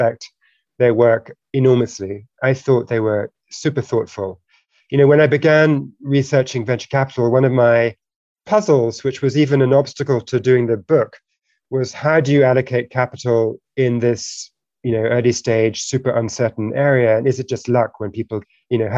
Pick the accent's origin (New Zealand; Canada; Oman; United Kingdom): United Kingdom; now in United States; I'm originally British and we both naturalized in the US.